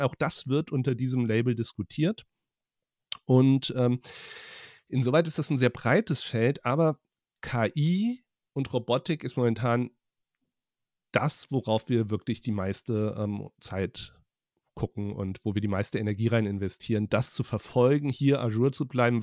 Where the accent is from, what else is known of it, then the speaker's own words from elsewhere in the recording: Hesse, Germany; also born or lived in Frankfurt / Leipzig; als ähm, Hesse